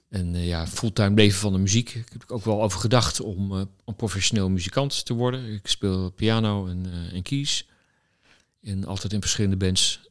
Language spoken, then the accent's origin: Dutch; The Hague, South Holland, Netherlands; Ik kom oorspronkelijk uit Den Haag. daar ben ik opgegroeid, op school gezeten.